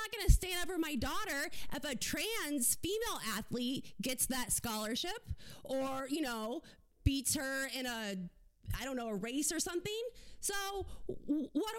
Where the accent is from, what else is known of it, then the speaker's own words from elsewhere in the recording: South Florida, United States; I grew up in South Florida